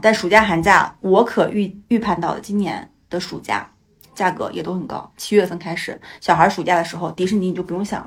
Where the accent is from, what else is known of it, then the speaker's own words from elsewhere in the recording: Changchun, Jilin, China; 我们的家乡长春